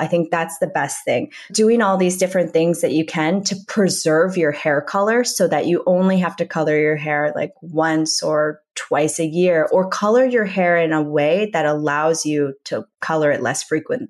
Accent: Minnesota, United States; moved away as an adult; also born or lived in New York City; now in Los Angeles, United States; I grew up in Minnesota

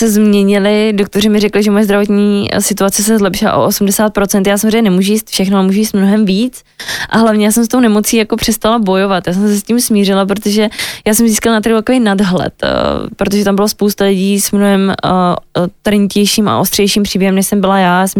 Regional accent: Moravia, Czechia; já jsem holka z malého města z Moravy, která miluje slivovici, utopence a tlačenku, tak jsem se vrátila k tomu domů

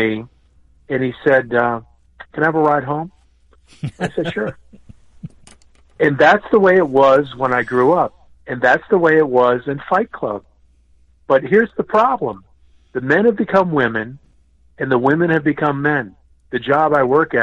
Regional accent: Connecticut, United States; also born or lived in Boston; I grew up in Connecticut, but I'm from Boston

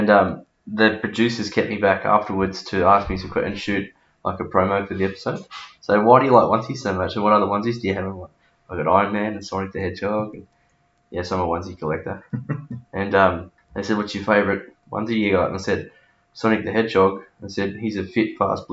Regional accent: Newcastle, New South Wales, Australia; also born or lived in Dubbo, New South Wales / Rathmines, New South Wales / Cardiff (Curry?), New South Wales; I've lived in Newcastle most of my life. I was born in Dubbo, and we went to Rathmines

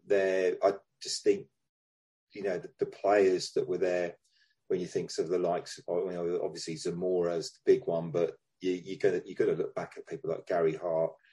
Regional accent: London, United Kingdom; moved away as an adult; now in Brighton, United Kingdom; I was down from London

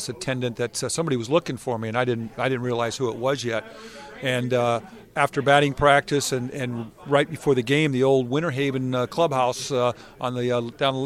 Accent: San Diego, California, United States; I'm from San Diego

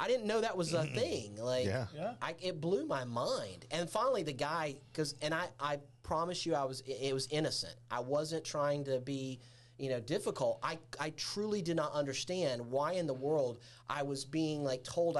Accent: the South, United States; I'm a Southerner, right, and proud of it

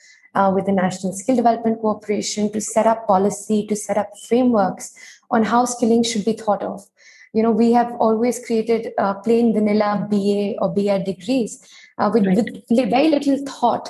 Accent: Delhi, India; I was born and brought up in Delhi.

